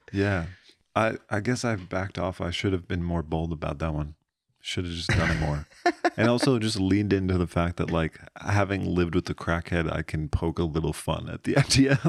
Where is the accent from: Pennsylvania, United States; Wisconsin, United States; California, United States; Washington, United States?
Pennsylvania, United States; moved away as an adult; Middle of fucking nowhere, Pennsylvania